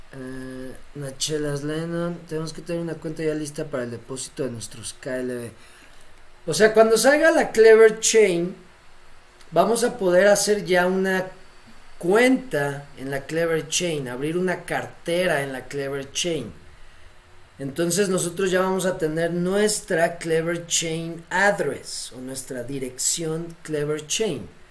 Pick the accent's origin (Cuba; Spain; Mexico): Mexico; siendo mexicano